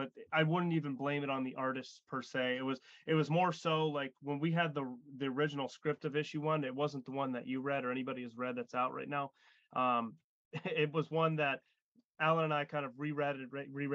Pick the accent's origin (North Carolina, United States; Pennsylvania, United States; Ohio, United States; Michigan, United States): Pennsylvania, United States; Erie; We live in Erie and we're from Erie as well